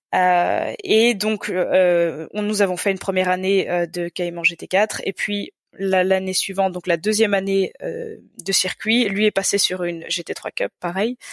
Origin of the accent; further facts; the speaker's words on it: Belgium; je suis belge